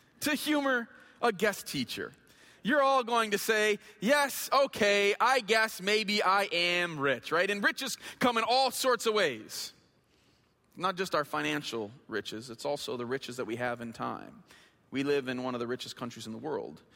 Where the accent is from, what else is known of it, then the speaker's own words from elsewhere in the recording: Flint, Michigan, United States; I grew up in Flint. I went to Flint Northern High School